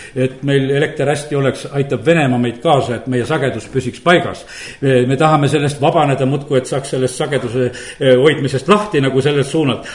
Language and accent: Estonian; Estonia; olen pastor Eestist